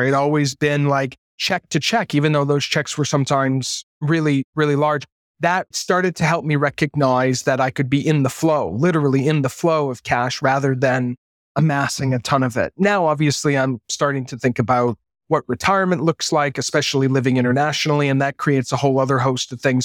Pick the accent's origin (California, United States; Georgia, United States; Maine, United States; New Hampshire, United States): Maine, United States; moved away as an adult; also born or lived in New York; I had just come out of being a teenager growing up in Maine